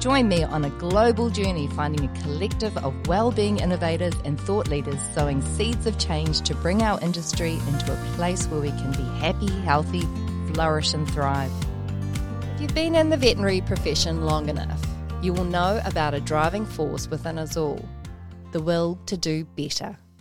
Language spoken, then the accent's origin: English; New Zealand; as New Zealanders from Aotearoa, we have deep roots to our whenua.